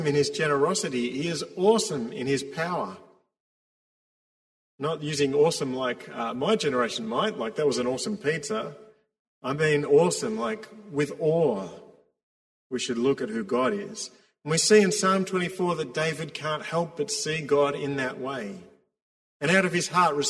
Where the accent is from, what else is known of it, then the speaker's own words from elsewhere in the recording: Victoria, Australia; us, Victorians